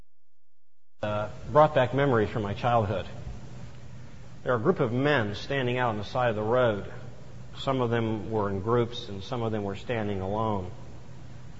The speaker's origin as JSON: {"language": "English", "region": "the South", "country": "United States", "tie": "born or raised there", "moved": "yes", "said": "I grew up in the South"}